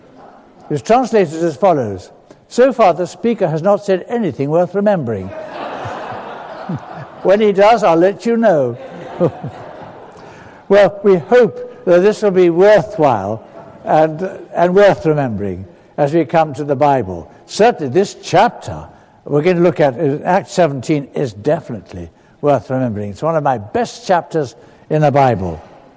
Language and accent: English; London, United Kingdom; also born or lived in Kenya; from down south, from London. That's where my home is, though I was born in East Africa, in Kenya, as the child of missionaries.